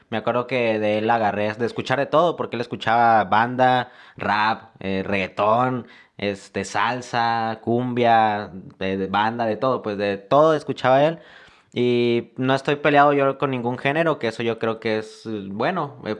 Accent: La Paz, Baja California Sur, Mexico; eh, soy mexicano, me considero más de toda la República, ya que yo soy una persona que ha estado viajando en, de diferentes ciudades. Me identifico más de aquí con La Paz

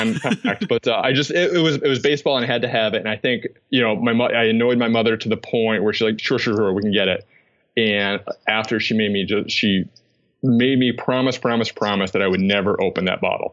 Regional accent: North Adams, Massachusetts, United States; I am from Western Massachusetts. It's a small, I believe it's still the smallest city in Massachusetts, North Adams

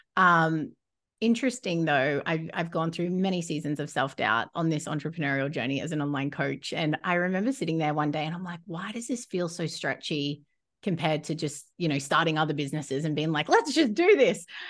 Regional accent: Rockhampton, Queensland, Australia; moved away as an adult; now in New Zealand; I'd only lived in Rocky since I moved there from a young age

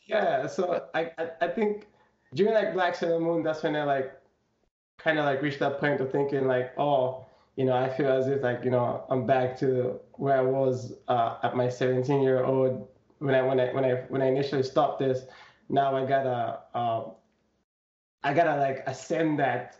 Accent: Zambia; I come from Zambia, and I'm half. I'm from a half Chewa, half Tumbuka tribe.

